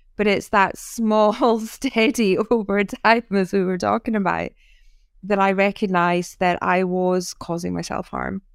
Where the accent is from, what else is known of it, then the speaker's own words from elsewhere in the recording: North East of Scotland, United Kingdom; now in Sussex, United Kingdom; I'm Scottish